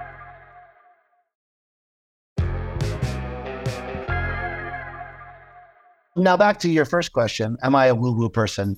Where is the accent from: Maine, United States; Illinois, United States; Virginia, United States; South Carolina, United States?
Maine, United States; South Portland; I grew up in Maine. I grew up in South Portland, Maine